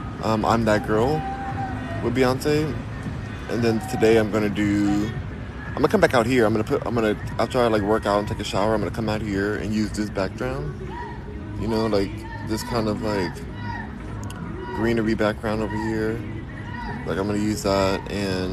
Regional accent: California, United States; I am from Cali. Born and raised

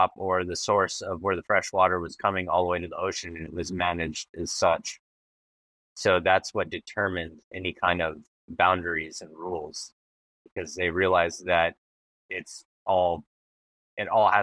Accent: Oahu, Hawaii, United States; I have been born and raised on Oahu in Hawaii.

